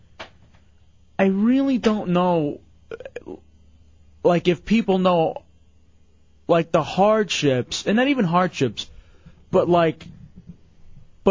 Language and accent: English; Texas, United States; growing up in Texas